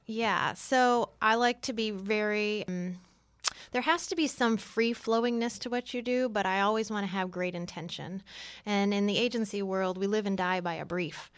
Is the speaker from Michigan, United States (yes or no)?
yes; Detroit, Michigan, United States; moved away as an adult; also born or lived in San Francisco / Los Angeles / New York; now in Atlanta, United States; I grew up in Detroit, so I started there.